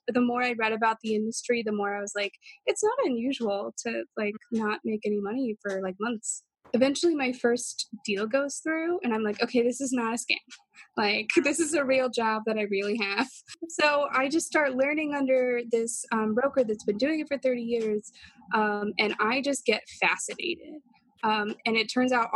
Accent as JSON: {"language": "English", "region": "the South", "country": "United States", "tie": "born or raised there", "moved": "as an adult", "lives_now": "New York City, United States", "said": "There's more than like 3 races in my hometown"}